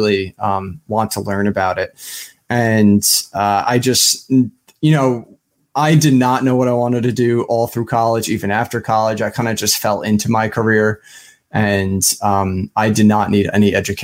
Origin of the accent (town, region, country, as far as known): Smithtown, New York, United States; born or raised there; also born or lived in Nassau County, Long Island, New York